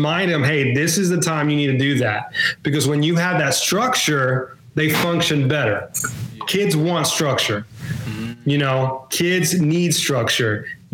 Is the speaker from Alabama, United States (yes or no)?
yes; Mobile, Alabama, United States; I'm from Mobile, Alabama